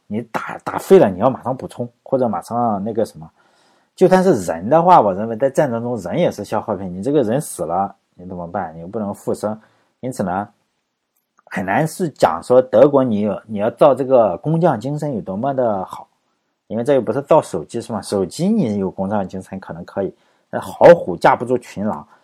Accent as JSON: {"language": "Chinese", "country": "China", "said": "我们中国人"}